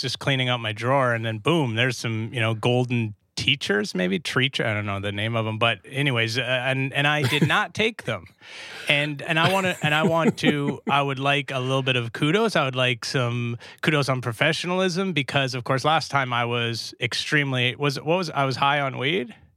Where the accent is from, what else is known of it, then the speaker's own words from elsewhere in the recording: Canada; I'm, of course, Canadian